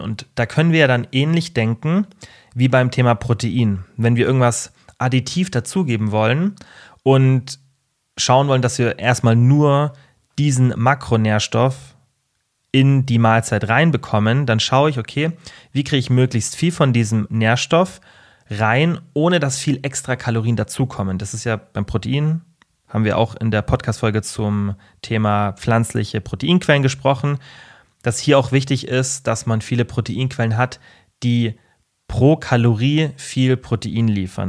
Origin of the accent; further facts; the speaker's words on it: Germany; bei uns in Deutschland